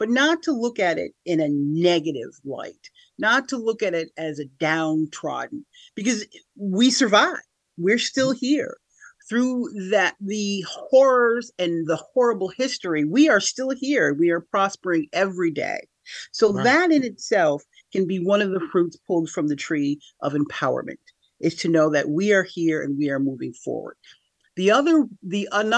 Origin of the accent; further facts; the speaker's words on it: Schenectady, New York, United States; also born or lived in Niskayuna; I'm from here, Capital Region of New York, born and raised in Schenectady.